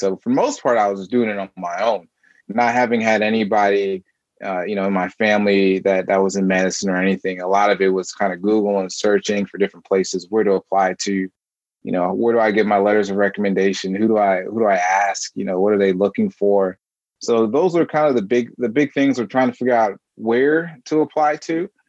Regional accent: Marietta, Georgia, United States; also born or lived in New York; And I was born in New York, and I moved around a lot, and I ended up spending most of my time in Georgia. So Marietta, Georgia is where I spent most of my time, and in Atlanta, Georgia.

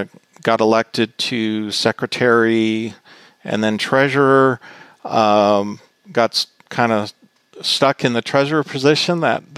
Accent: Boulder City, Nevada, United States; moved away as an adult; I grew up in Boulder City, Nevada, which is a small town in southern Nevada that's near the dam and Lake Mead National Recreation Area.

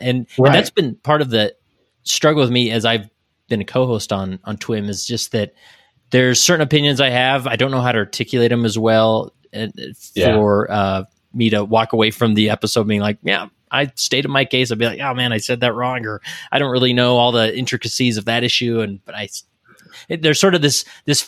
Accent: Utah, United States; I'm from Utah, born and raised here.

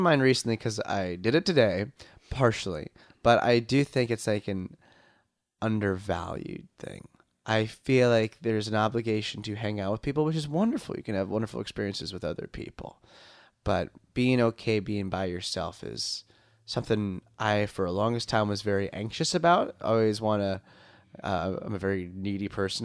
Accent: Long Island, New York, United States; I'm from Long Island

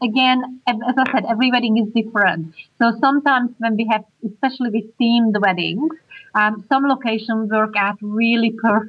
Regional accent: Hungary; English is a second language; now in Australia; I'm Hungarian.

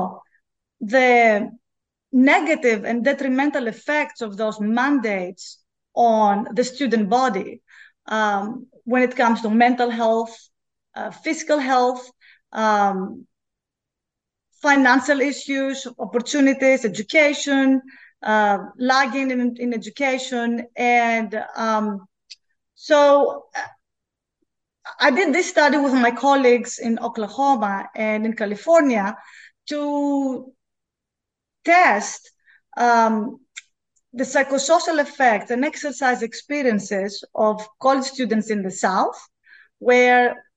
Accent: Greece; moved away as an adult; also born or lived in Belgium / Finland / Oregon; now in Baton Rouge, United States; I'm originally from Greece

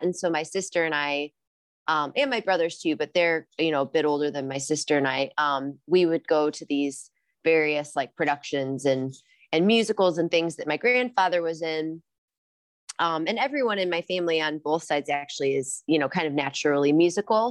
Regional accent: Rock Island, Illinois, United States; moved away as an adult; also born or lived in Los Angeles, California / Ojai, California; now in Decorah, Iowa, United States; I grew up in Rock Island, Illinois, so right across the Mississippi River from Iowa in the, an area called the Quad Cities

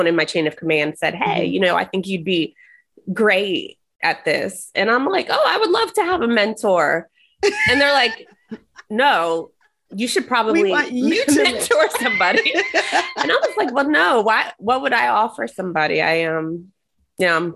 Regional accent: New Jersey, United States; moved away; I'm originally from New Jersey

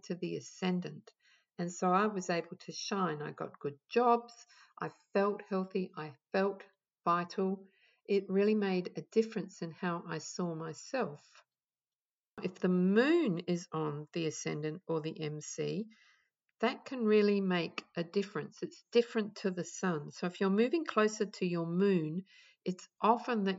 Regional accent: Adelaide, South Australia, Australia; moved away as an adult; also born or lived in England; now in Melbourne, Australia; I'm born in Adelaide, or I was born in Adelaide

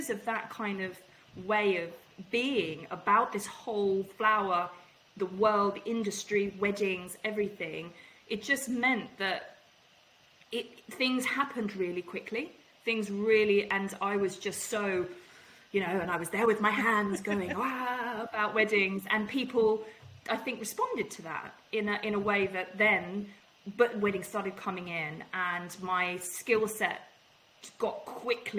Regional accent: England, United Kingdom; I'm English

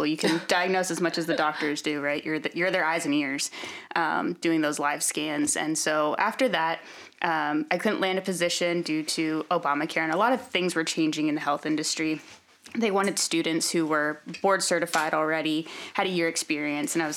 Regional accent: central Pennsylvania, United States; also born or lived in New Hampshire / Washington / Oregon; now in Texas, United States; I have two younger brothers and all boy cousins, and there's not a lot to do in central PA

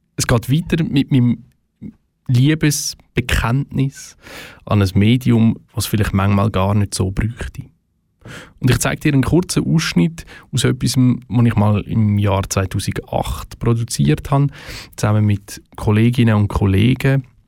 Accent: Switzerland; bei uns in der Schweiz

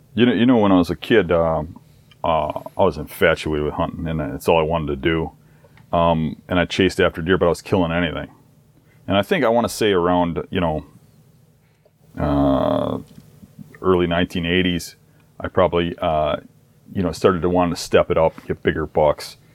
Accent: Midwest, United States; my hometown here

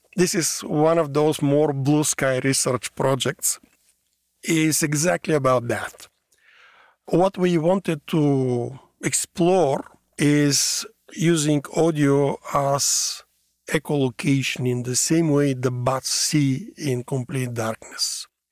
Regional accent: Bulgaria; moved away as an adult; also born or lived in Sofia, Bulgaria; now in Washington, United States; I'm born in a small country in Southeast Europe called Bulgaria

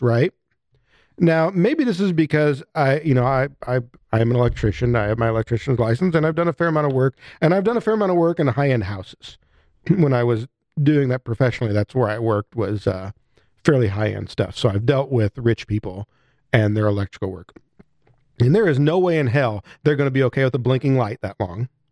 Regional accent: United States; as an American

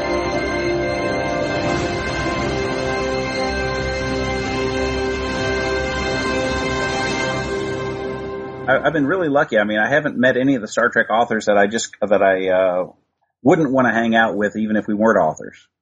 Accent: Columbia, Missouri, United States; now in Columbia, Maryland, United States; I grew up in Columbia, Missouri, which is weird because now I live in Columbia, Maryland

